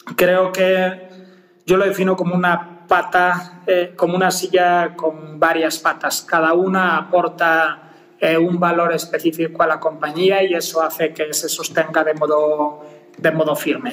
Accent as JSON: {"language": "Spanish", "region": "Galicia", "country": "Spain", "tie": "born or raised there", "also_born_or_lived": "Mexico City, Mexico", "accent": "Spanish", "moved": "as an adult", "lives_now": "Mexico", "said": "originario de Galicia"}